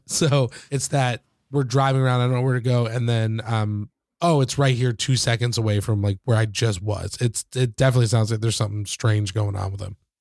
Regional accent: Michigan, United States; where I grew up in, in Michigan

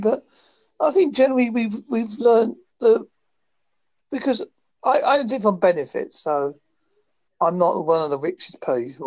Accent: United Kingdom; I'm British and I'm white

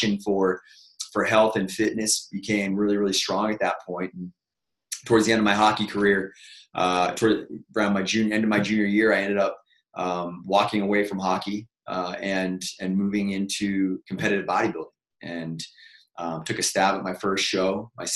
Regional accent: Boston, Massachusetts, United States; moved away as an adult; now in California, United States; I'm from Boston, Mass. Originally, moved out to California 16 years ago

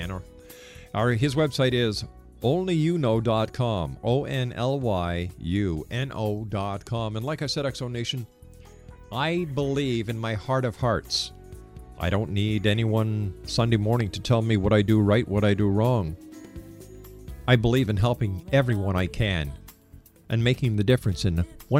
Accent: Montreal, Quebec, Canada

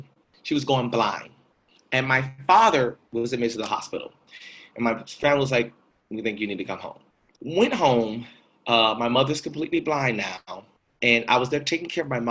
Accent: Winter Haven, Florida, United States; now in New York, United States; the neighborhood where I grew up in Winter Haven

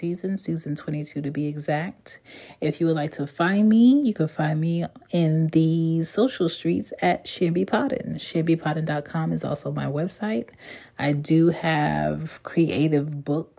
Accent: Philadelphia, Pennsylvania, United States; also born or lived in Jamaica (parents); now in Atlanta, United States; I'm from Philly by way of ATL currently. And I have two Jamaican parents.

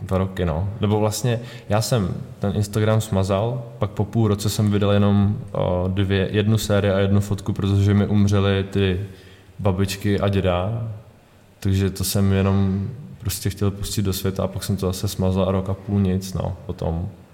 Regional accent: Karlovy Vary, Karlovy Vary Region, Czechia; já jsem z Karlových Varů

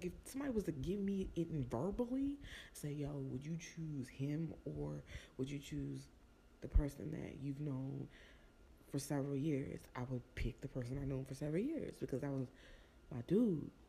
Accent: New Jersey, United States; also born or lived in Florida; I came from Jersey and I was in Florida

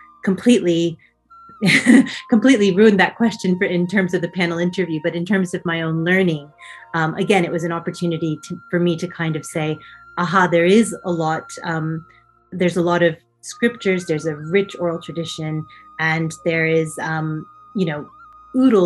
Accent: Knoxville, Tennessee, United States; moved away as an adult; now in Cambridge, United Kingdom; I did my undergraduate actually right at home, home meaning my hometown, at the University of Tennessee in Knoxville

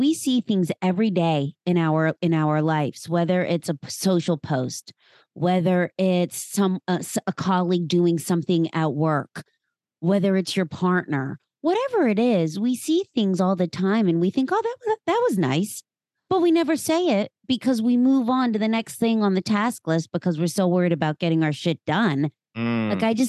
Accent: Pennsylvania, United States; now in Philadelphia, United States; A girl born and raised, very small town. And then I moved to Philadelphia, oh gosh, about 20 years ago.

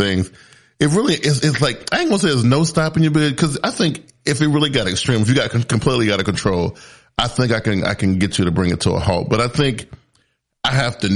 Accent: South Carolina, United States; I was born in the South. I was born in South Carolina. Very, very humble beginnings, you know, raised by a super strong single mother

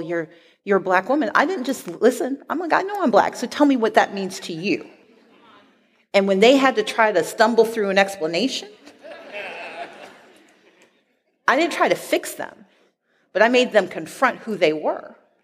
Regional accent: Mississippi, United States; now in Atlanta, United States; I grew up poor black in Mississippi.

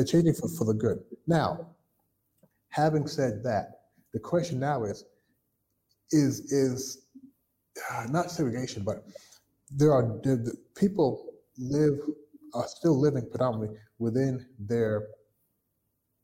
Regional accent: Kentucky, United States; moved away as an adult; also born or lived in Toronto, Canada; now in Shanghai, China; When I grew up in Kentucky, I lived in a white neighborhood

